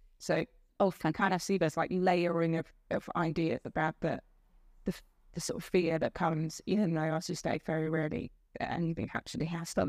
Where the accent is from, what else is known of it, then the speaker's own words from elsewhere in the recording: Netherlands; English is a second language; now in United Kingdom; Like, I'm from the Netherlands, but I don't think we have that many ghost stories as we have here.